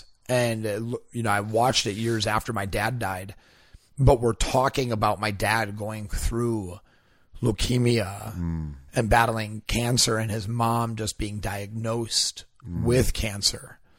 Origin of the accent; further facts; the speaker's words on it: Wisconsin, United States; because I'm from Wisconsin, his family was from Wisconsin.